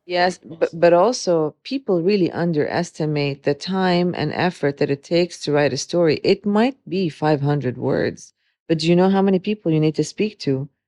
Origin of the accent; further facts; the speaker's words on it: Dubai, United Arab Emirates; also born or lived in Beirut, Lebanon; growing up in Dubai